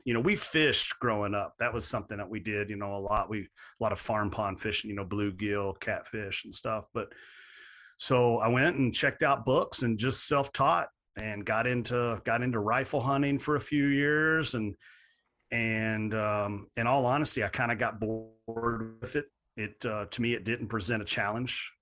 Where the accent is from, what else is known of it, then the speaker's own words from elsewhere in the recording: Central Kentucky, United States; I grew up in Central Kentucky, um, like a lot of a lot of folks in that area on farm ground